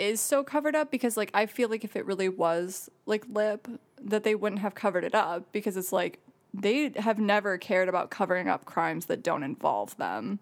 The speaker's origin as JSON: {"language": "English", "town": "Jackson", "region": "Michigan", "country": "United States", "said": "I'm from Jackson"}